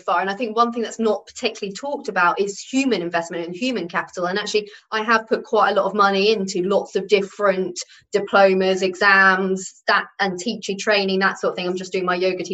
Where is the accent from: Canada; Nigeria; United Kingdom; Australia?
United Kingdom; we just do not talk about it as British people